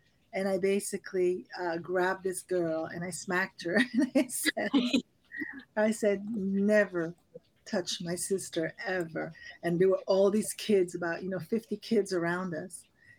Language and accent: English; Paris, Île-de-France, France; I really had that experience of growing not only in Paris, but we traveled a lot. So we traveled all over Europe.